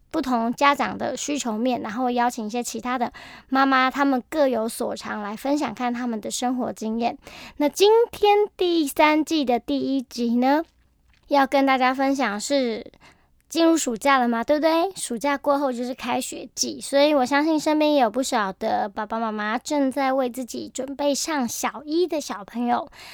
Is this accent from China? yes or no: no; Taiwan; 我们台湾人的民族性